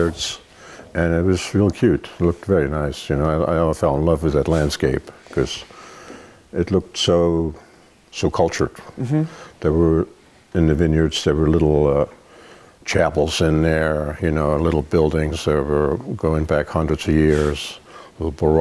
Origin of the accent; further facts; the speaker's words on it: East Germany, Germany; now in Oregon, United States; I grew up in Germany, in a small town in East Germany that was actually communist at the time